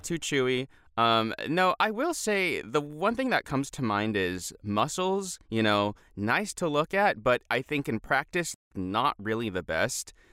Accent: United States; We're American

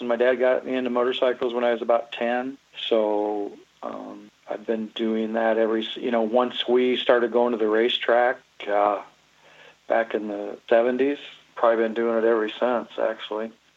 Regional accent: Huron, South Dakota, United States; also born or lived in Dallas, Texas; now in Iowa, United States; I was actually born in Dallas, Texas. Really born there, but really probably conceived even in South Dakota and lived my life in South Dakota. Grew up there. Come down to Iowa in, in uh, about 77.

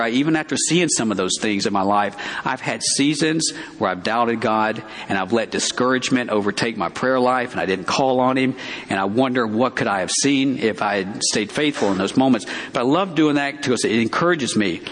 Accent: Alabama, United States; moved away as an adult; I grew up in Alabama.

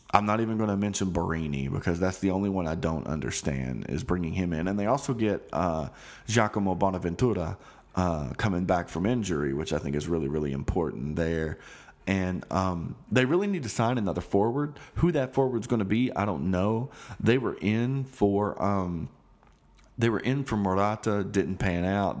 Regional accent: United States; I'm an American

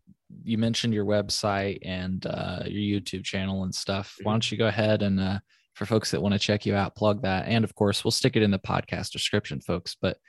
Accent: Southern Illinois, United States; I'm from Southern Illinois

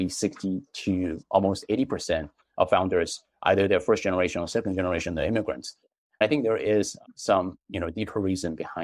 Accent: China; now in United States; I was born in China as an immigrant to the U.S.

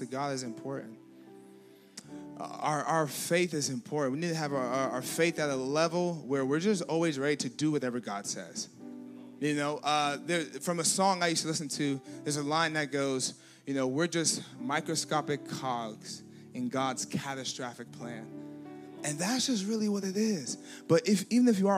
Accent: Nigeria; I'm Nigerian now. I'm not a Ruski

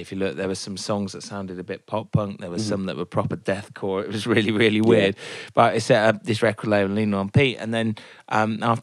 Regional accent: Northampton, East Midlands, United Kingdom; moved away; I'm originally from Northampton

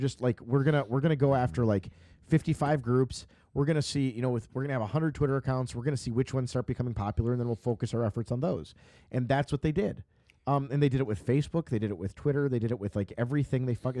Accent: United States; as an American

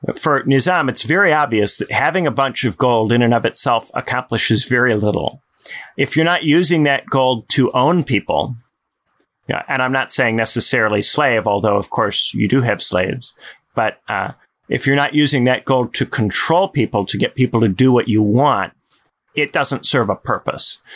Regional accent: United States; I'm American

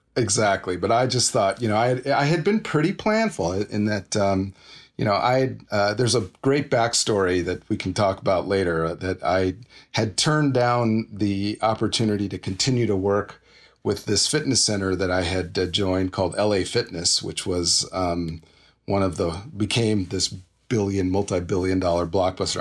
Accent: Los Angeles, California, United States; also born or lived in Inglewood; I was born and raised in L A, in and around L

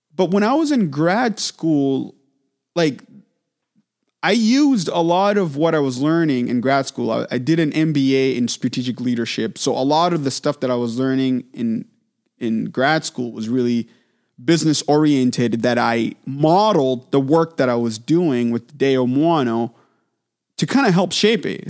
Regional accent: Manchester, New Hampshire, United States; I got opportunity to start teaching at local studios where I grew up in Manchester, New Hampshire.

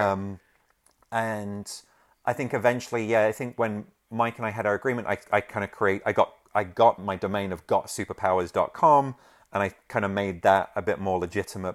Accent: London, United Kingdom; I grew up in London, um, that's where I'm from

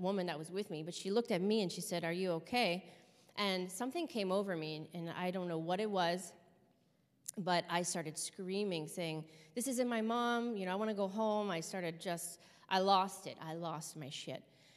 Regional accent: Los Angeles, California, United States; also born or lived in Hawthorne, California / Torrance, California; I was born in 1981 in Los Angeles, California

